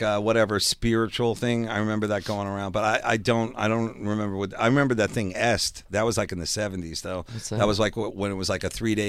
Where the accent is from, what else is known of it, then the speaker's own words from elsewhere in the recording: Long Island, New York, United States; growing up on Long Island, we were always afraid of cults.